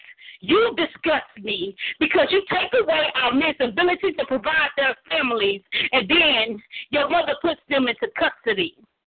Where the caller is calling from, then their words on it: Dallas, Texas, United States; I am calling from Dallas.